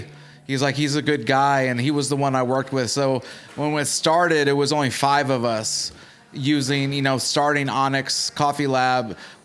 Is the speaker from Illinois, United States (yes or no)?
yes; Chicago, Illinois, United States; now in Arkansas, United States; Okay, so I'm originally from Chicago, but I moved to Arkansas because we lived in Chicago proper, and there was a lot of gangs inside there, so we kept getting robbed.